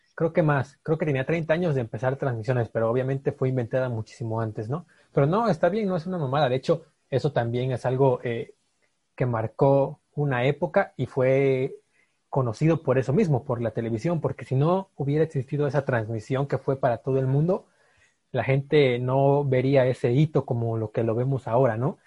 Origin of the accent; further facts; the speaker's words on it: Mexico; nosotros como mexicanos